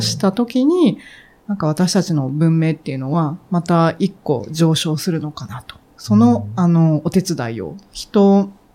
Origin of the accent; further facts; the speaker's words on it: Hiroshima, Japan; 私、もともとあの、 広島で育ったんですね。